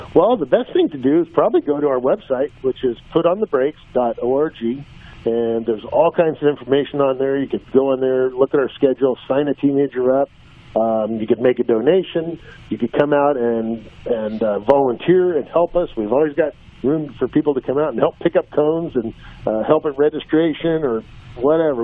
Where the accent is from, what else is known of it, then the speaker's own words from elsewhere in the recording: Southern California, United States; growing up in Southern California